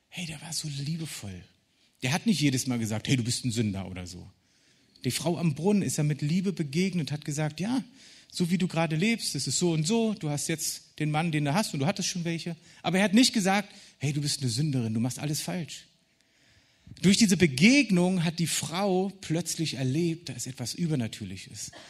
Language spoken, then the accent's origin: German; Berlin, Germany; Ich als Berliner